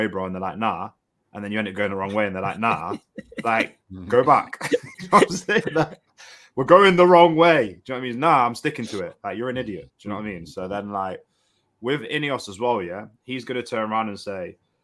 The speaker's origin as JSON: {"language": "English", "town": "Nottingham", "region": "East Midlands", "country": "United Kingdom", "tie": "born or raised there", "said": "it's in my hometown"}